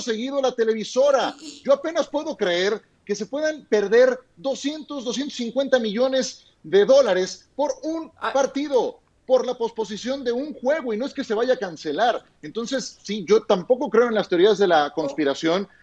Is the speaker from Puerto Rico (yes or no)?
no; Mexico; siendo mexicano